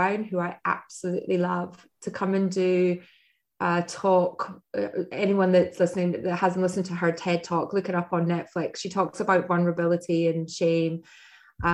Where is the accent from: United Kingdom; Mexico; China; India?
United Kingdom; Scotland; now in United States; being Scottish and living in America